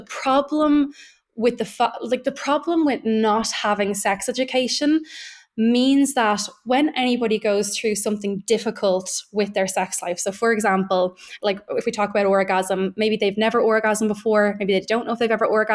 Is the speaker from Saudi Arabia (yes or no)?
no; Ireland; being Irish, we know what weight, right, our kind of Catholic guilt and our Catholic shame